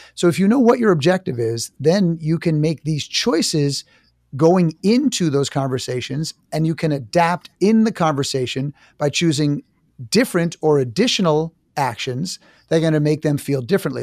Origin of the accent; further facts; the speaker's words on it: New York City, New York, United States; I'm from New York City.